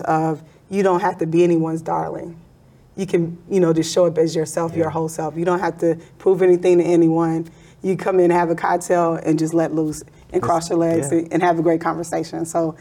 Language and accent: English; the South, United States; now in Chicago, United States; I'm from the South.